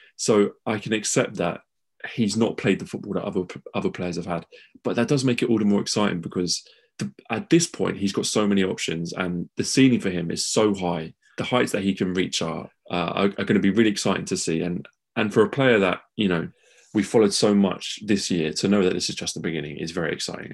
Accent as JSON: {"language": "English", "country": "United Kingdom", "said": "as British fans"}